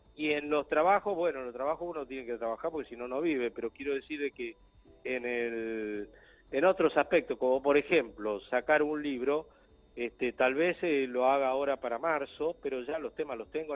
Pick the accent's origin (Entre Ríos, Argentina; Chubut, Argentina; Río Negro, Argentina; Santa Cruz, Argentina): Santa Cruz, Argentina; Río Gallegos; Yo vengo de Río Gallego, Río Gallego me dicen uh, una ciudad tan chata